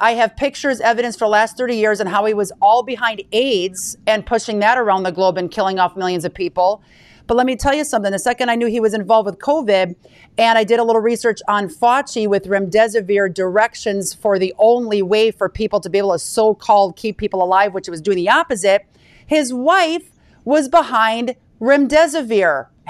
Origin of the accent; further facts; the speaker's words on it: Pulaski, Wisconsin, United States; she was literally 20 minutes away from my hometown in Pulaski, Wisconsin.